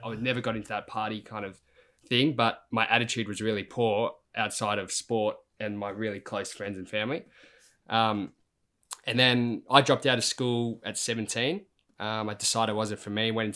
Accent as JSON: {"language": "English", "area": "Mornington Peninsula", "region": "Victoria", "country": "Australia", "tie": "born or raised there", "said": "where I grew up on the Mornington Peninsula"}